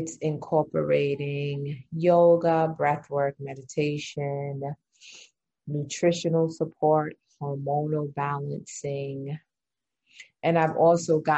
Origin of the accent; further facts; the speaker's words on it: New York, United States; also born or lived in England; I'm from New York